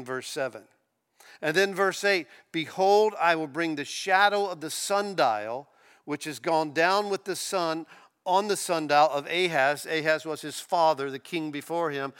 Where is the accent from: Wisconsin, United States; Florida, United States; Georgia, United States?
Florida, United States; also born or lived in Kansas City, Missouri; I'm from Florida, I've lived here all my life